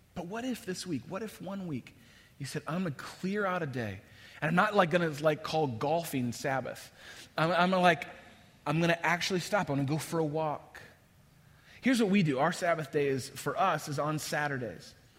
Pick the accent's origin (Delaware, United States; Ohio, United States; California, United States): California, United States; across the bay from San Francisco, Northern; moved away as an adult; now in Chicago, United States; I grew up in Northern California. First half of my life, I spent just across the bay of San Francisco